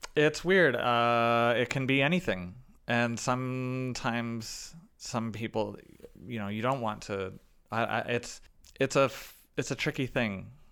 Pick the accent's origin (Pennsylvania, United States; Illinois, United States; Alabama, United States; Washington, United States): Illinois, United States; Chicago; I was playing with my hometown orchestra